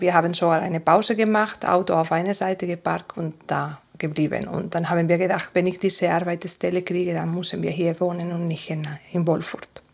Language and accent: German; Asturias, Spain; first language Spanish; German is a second language; now in Andelsbuch, Austria; Ich komme aus Asturias und das ist ganz Norden, zwischen Galicia und Baskenland ungefähr